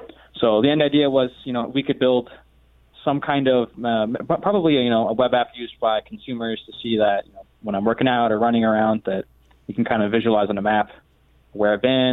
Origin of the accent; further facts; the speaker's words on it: St. Petersburg, Florida, United States; also born or lived in Melbourne, Florida; I'm originally from St. Petersburg, Florida